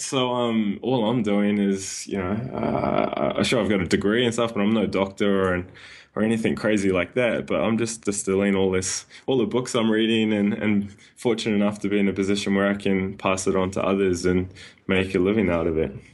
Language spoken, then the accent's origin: English; New Zealand; moved away as an adult; now in Sydney, Australia; I was born and raised in New Zealand